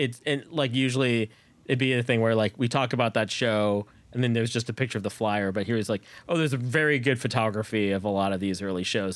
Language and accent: English; Bay Area, California, United States; I grew up in the Bay Area too